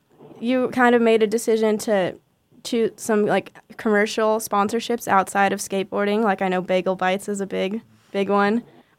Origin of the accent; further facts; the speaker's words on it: Carlsbad, California, United States; I know you're originally from Carlsbad, which is actually where I'm from too.